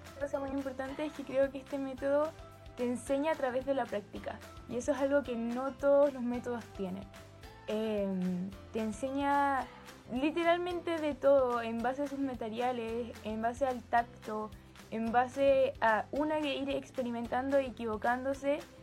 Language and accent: Spanish; Santiago, Santiago Metropolitan Region, Chile; de Santiago de Chile, tengo 16 años y soy ex alumna del colegio Hualquén Montessori.